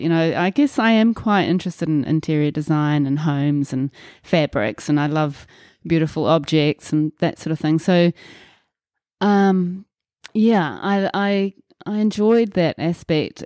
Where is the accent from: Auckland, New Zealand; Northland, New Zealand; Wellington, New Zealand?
Auckland, New Zealand; also born or lived in Muriwai Beach, New Zealand; I was born in Auckland, New Zealand and grew up in Milford on the North Shore.